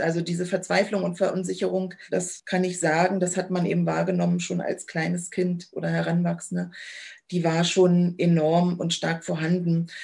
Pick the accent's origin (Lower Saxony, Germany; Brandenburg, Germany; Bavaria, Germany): Brandenburg, Germany; Cottbus; Ich bin 1980 geboren in Cottbus